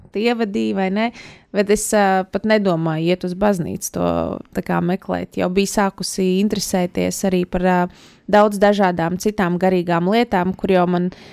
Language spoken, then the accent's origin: Latvian; Latvia; mēs taču esam latvieši